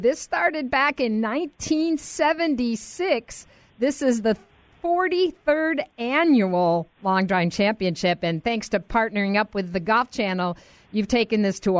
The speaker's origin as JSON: {"language": "English", "town": "Rochester", "country": "United States", "tie": "born or raised there", "said": "my hometown of Rochester"}